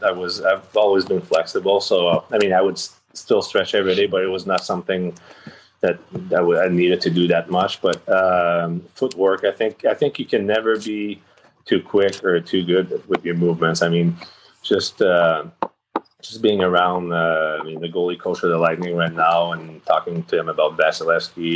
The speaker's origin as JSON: {"language": "English", "town": "Rimouski", "region": "Quebec", "country": "Canada", "tie": "born or raised there", "also_born_or_lived": "Chandler, Quebec", "said": "I think I was 1 year old when I moved away from Chandler, where I was born. So Rimouski is the city where I grew up"}